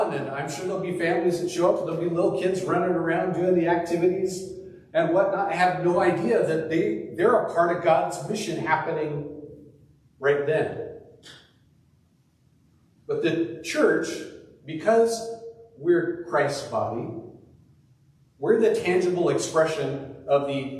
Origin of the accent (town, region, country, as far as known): Puyallup, Washington, United States; born or raised there; now in Eastern Washington, United States